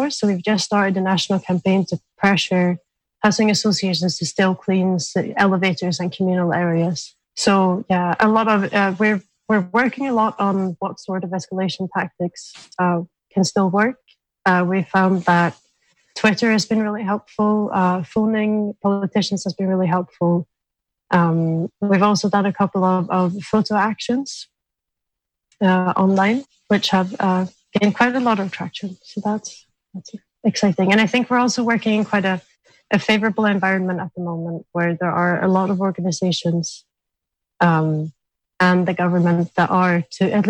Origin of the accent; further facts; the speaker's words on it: Sweden; now in Scotland, United Kingdom; I'm originally from Sweden, and um, in Sweden we have quite a well established tenants union. Um, so it was quite surprising to me to come to Scotland